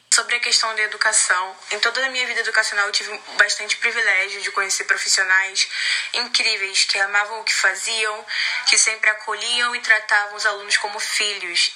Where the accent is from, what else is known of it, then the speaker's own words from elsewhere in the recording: Duque de Caxias, Rio de Janeiro, Brazil; Eu nasci num bairro do Rio de Caxias e meus pais sempre viveram nele.